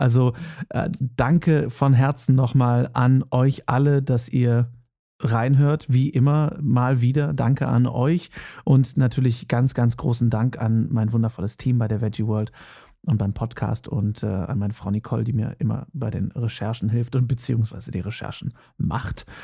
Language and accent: German; Herford, North Rhine-Westphalia, Germany; moved away; Ich komme gebürtig ja aus Westfalen, genauer gesagt aus Herford